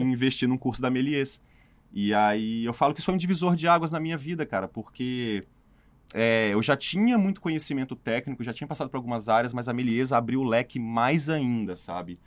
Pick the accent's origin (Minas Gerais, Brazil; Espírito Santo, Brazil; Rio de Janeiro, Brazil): Espírito Santo, Brazil; moved away as an adult; also born or lived in São Paulo; Eu sou do Espírito Santo